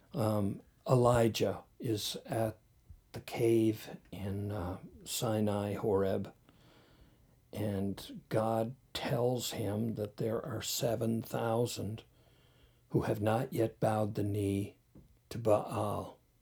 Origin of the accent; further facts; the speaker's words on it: North Sydney, Nova Scotia, Canada; I grew up in North Sydney